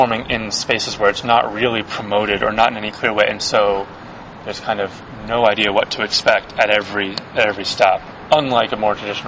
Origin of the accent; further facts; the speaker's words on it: East Coast, United States; now in San Francisco, United States; I'm from the East Coast originally